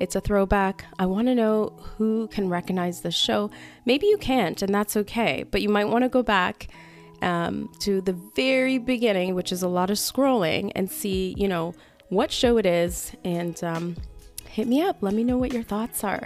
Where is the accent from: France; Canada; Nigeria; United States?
Canada; I'm Canadian